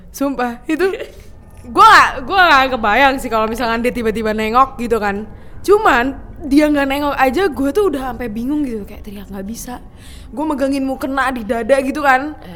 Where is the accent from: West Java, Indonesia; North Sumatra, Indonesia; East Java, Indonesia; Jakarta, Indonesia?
West Java, Indonesia; Bekasi; gua kan dari Bekasi nih maksudnya hmm. gua tuh udah 10 tahun di sono